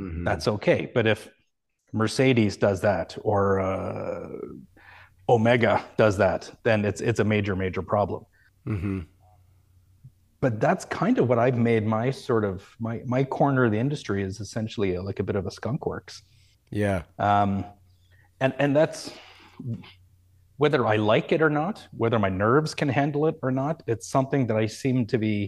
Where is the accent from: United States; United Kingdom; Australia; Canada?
Canada; And I maybe that's just part of being Canadian, but you know, I just don't see it that way.